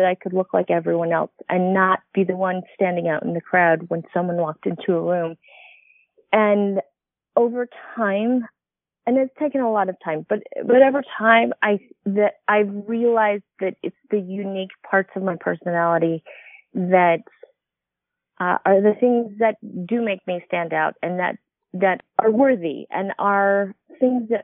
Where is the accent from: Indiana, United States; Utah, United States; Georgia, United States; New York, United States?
Utah, United States; I grew up in Utah